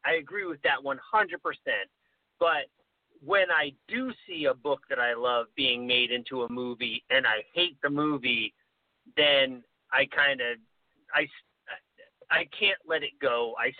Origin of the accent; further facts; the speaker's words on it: Maine, United States; growing up in Maine with my parents, We were friends with Stephen King